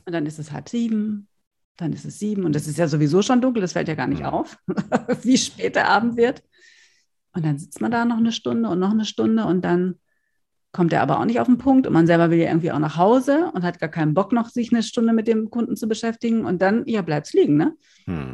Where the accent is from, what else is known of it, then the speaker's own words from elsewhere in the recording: North Rhine-Westphalia, Germany; now in Berlin, Germany; da, wo ich herkomme, in Westfalen schon.